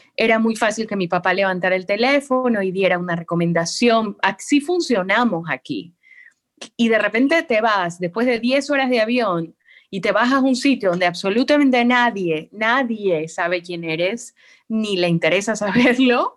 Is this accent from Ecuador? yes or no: yes; Guayaquil, Guayas, Ecuador; moved away as an adult; also born or lived in Argentina / Madrid, Spain / Mexico City, Mexico / Quito; Estuve primero en Quito y ahora estoy en Guayaquil, que es de donde soy